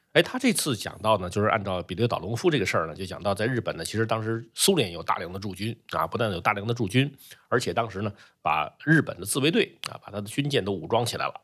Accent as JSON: {"language": "Chinese", "country": "China", "said": "我们中国人"}